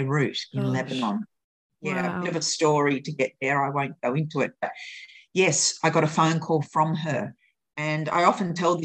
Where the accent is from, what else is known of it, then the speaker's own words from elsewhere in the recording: Australia; also born or lived in Kuwait / Byron Bay, Australia / England; I was actually born in Kuwait. And I came to Australia as a 2-year-old with my father